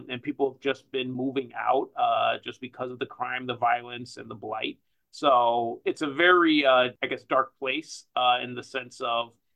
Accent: Madison, Wisconsin, United States; moved away as an adult; now in Chicago, United States; I'm originally from Chicago. I grew up in Madison, Wisconsin

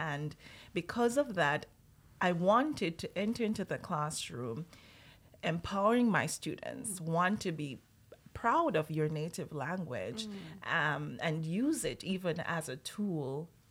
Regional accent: Jamaica; first language Jamaican Patois; moved away as an adult; also born or lived in Japan; now in Canada; we have what we Jamaicans would refer to as a mother tongue, which is Jamaican patois.

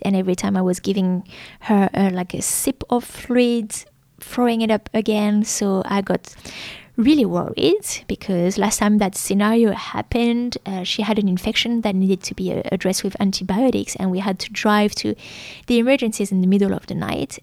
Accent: France; English is a second language; moved away as an adult; now in Melbourne, Australia; a small town like my hometown is, uh, well, doctors are not open on the weekend and pharmacies are closed

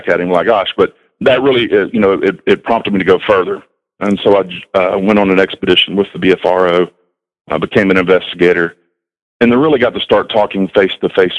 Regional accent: Southeast Texas, United States; moved away as an adult; now in North Carolina, United States; I grew up in Southeast Texas

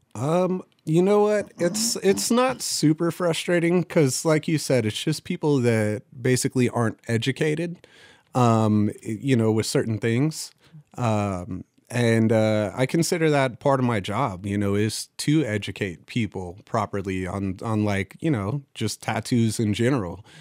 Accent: Fallon, Nevada, United States; moved away; my hometown's called Fallon, Nevada

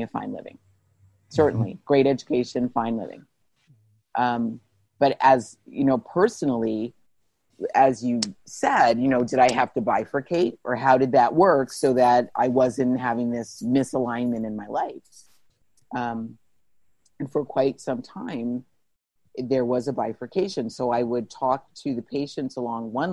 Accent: Plainfield, New Jersey, United States; I grew up in New Jersey

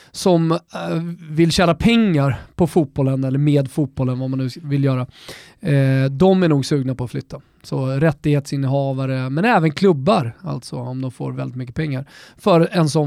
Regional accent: Finland; now in Stockholm, Sweden; Vi är många finlandssvenskar i Stockholm, regionen.

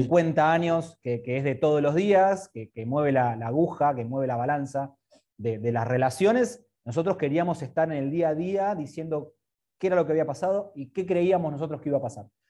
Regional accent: Argentina; soy argentino, vivo en Argentina

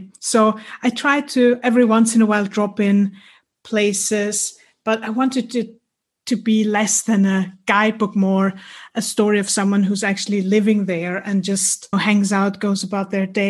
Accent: Austria; moved away as an adult; now in Vienna, Austria; I grew up in the Austrian countryside about 2 hours away from Vienna. So I came to Vienna to study law.

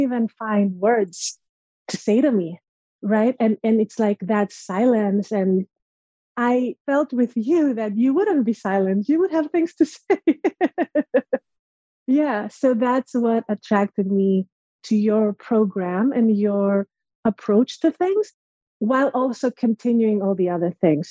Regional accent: Greece; moved away as an adult; now in United States; growing up in Greece. So I'm originally from Greece and I moved to the States 10 years ago by myself

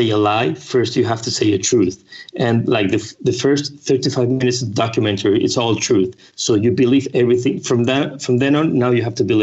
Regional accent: Spain; English is a second language; I'm from Spain. So sometimes, you know, my English is not perfect

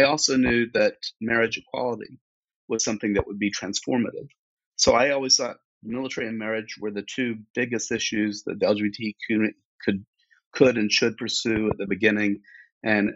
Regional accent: Fort Worth, Texas, United States; I was a gay kid growing up in Fort Worth, Texas

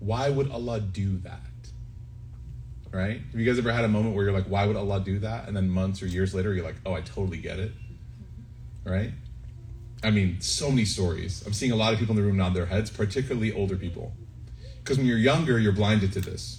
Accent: Chicago, Illinois, United States; I grew up in Chicago

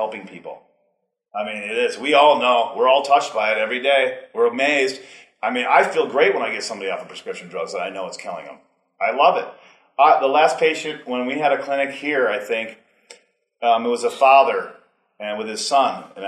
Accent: Wisconsin, United States; also born or lived in Colorado; now in Montana, United States; I'm from Wisconsin

